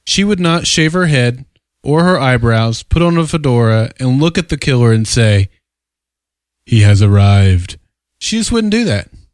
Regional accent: Oklahoma, United States; every young child growing up in Oklahoma, we lived in a trailer park

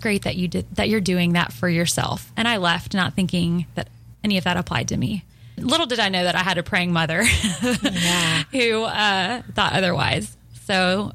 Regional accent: Nashville, Tennessee, United States; I'm from Nashville

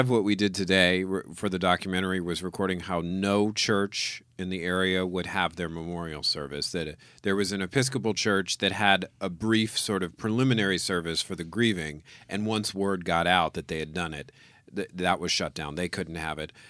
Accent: New Orleans, Louisiana, United States; I grew up in New

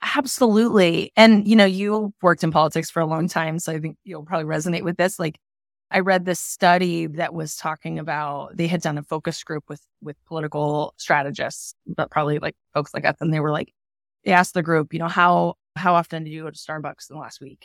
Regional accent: Palmer, Alaska, United States; also born or lived in Oregon; now in Portland, United States; I grew up in Alaska in a little town called, in Alaska called Palmer, Alaska

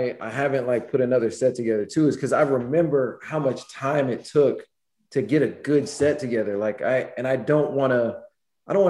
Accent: St. Louis, Missouri, United States; moved away as an adult; also born or lived in South Florida; I'm from St. Louis originally. But I spent so much time. I moved to South Florida in 99. I was 20 to go to school

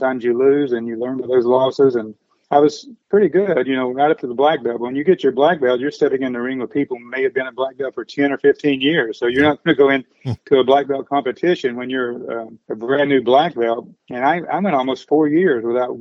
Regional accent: Huntington, West Virginia, United States; my hometown of Huntington, West Virginia.

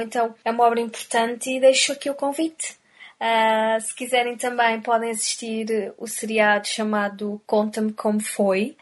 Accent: Portugal; accent: Portuguese; now in Dublin, Ireland; sendo portuguesa, não é? tendo nascido e vivido e crescido na cultura portuguesa

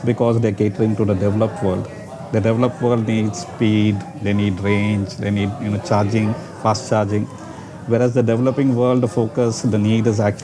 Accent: Chennai, Tamil Nadu, India; moved away as an adult; now in Singapore; I'm from Chennai, from South India. And I moved to Singapore to set up my company

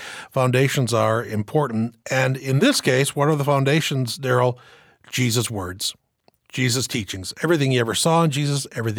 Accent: Ada, Michigan, United States; growing up in Ada, Michigan

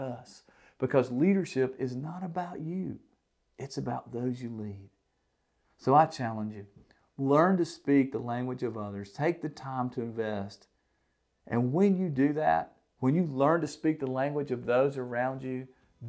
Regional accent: the South, United States; I'm from the South, if, in case you can't tell

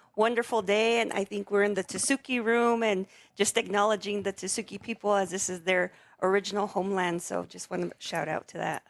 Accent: Sandia Pueblo, New Mexico, United States; I'm from the Pueblo of Sandia

